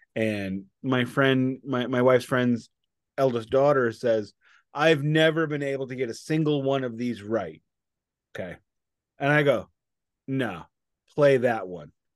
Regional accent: United States; I am an American

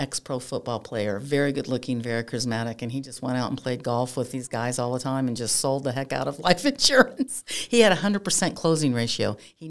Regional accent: Pennsylvania, United States; I'm from Pennsylvania originally, and my dad had played pro football.

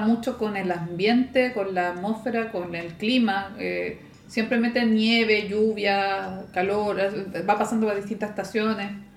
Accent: Valparaíso, Chile; Y yo soy de acá de Valpo

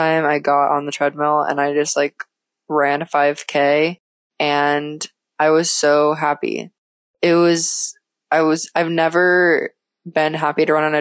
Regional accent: Florida, United States; moved away as an adult; also born or lived in Minnesota / Mexico; now in Sofia, Bulgaria; I grew up in Florida all of my life

